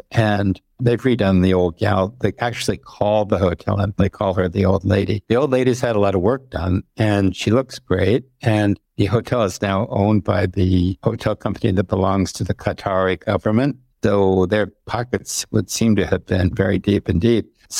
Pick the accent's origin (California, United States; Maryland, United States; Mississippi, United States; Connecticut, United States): Connecticut, United States; now in Paris, France; when I was a kid growing up in Connecticut